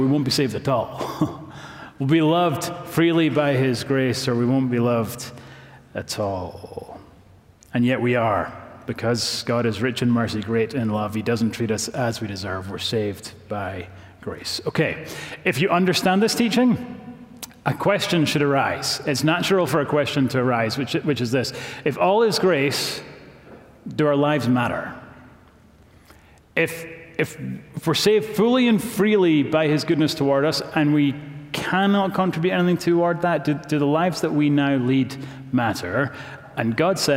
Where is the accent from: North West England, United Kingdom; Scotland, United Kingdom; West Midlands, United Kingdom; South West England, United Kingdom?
Scotland, United Kingdom; now in Knoxville, United States; I'm from Scotland